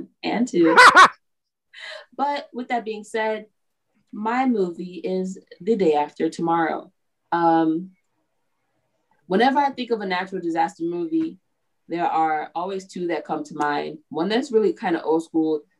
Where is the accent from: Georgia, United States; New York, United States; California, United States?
New York, United States; I'm from New York. And I would think that my people were smarter than